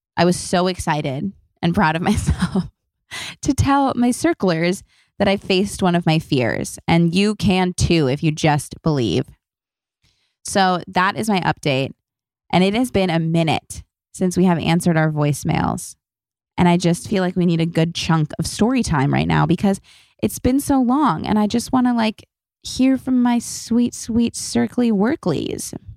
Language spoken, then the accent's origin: English; Los Angeles, California, United States; I was born and raised in Los Angeles